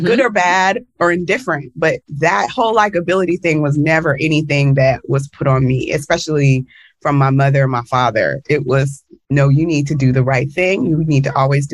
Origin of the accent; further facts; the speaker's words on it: the South, United States; as a Black girl, growing up in the United States and especially in the South